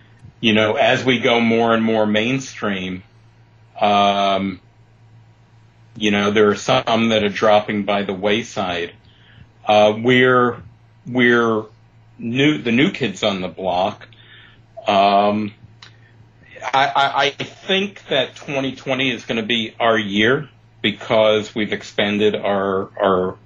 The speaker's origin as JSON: {"language": "English", "town": "New York City", "region": "New York", "country": "United States", "tie": "born or raised there", "also_born_or_lived": "Chicago", "moved": "yes", "lives_now": "Palm Springs area, United States", "said": "I grew up in Brooklyn"}